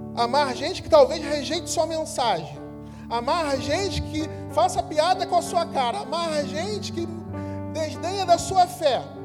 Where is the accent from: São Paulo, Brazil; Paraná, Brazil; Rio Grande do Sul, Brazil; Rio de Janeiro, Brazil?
Rio de Janeiro, Brazil; nós, cariocas, que chamamos todo mundo de irmão